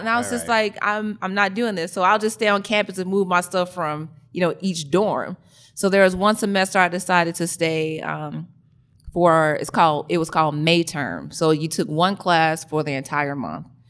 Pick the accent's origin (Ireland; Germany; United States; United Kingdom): United States; Birmingham, Alabama; moved away as an adult; now in Atlanta, United States; I'm actually from Birmingham, Alabama